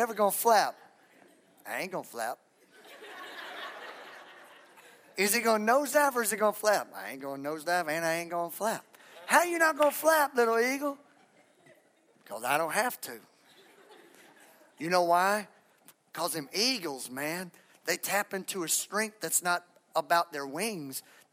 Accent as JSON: {"language": "English", "region": "Texas", "country": "United States", "said": "I'm from Texas."}